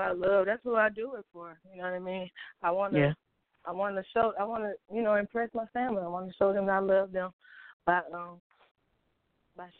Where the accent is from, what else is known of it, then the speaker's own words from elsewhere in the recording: Atlanta, Georgia, United States; also born or lived in Palmetto, Georgia; I'm from Atlanta, so I really like all the Atlanta rappers